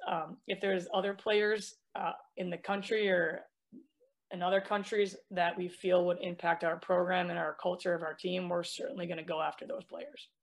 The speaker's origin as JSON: {"language": "English", "region": "Minnesota", "country": "United States", "said": "I'm from Minnesota"}